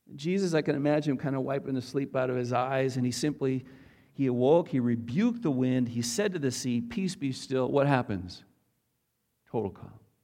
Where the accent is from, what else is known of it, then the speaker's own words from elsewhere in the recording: North Dakota, United States; I'm a North, North Dakota farm boy, uh, born and raised